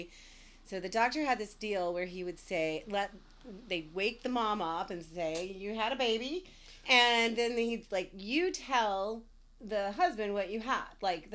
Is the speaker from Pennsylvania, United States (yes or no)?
no; Senatobia, Mississippi, United States; also born or lived in Batesville, Mississippi; I was born in Batesville, Mississippi, because there was no hospital in Senatobia, Mississippi, where we were living at the time.